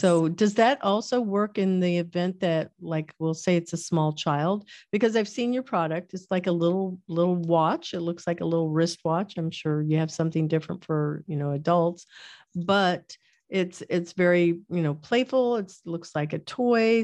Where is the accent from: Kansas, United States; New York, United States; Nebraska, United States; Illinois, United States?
Kansas, United States; I was born in Kansas